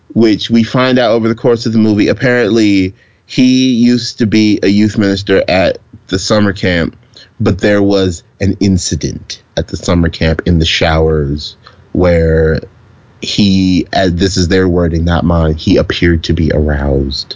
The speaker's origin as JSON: {"language": "English", "region": "the South", "country": "United States", "tie": "born or raised there", "said": "growing up in the South"}